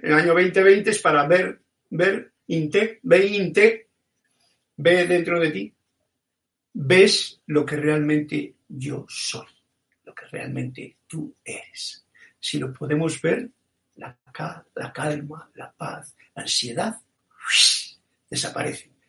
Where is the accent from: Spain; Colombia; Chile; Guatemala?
Spain; born or raised there